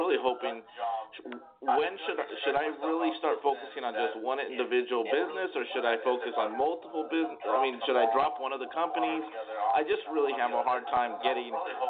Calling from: San Antonio, Texas, United States; San Antonio.

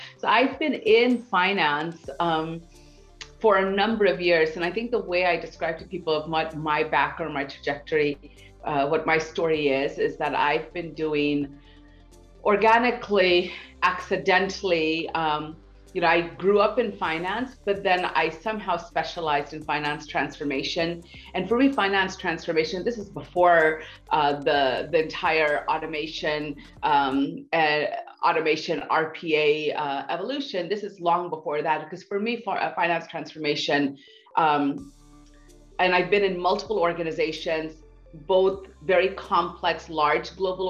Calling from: New York City, New York, United States; From New York City, believe it or not.

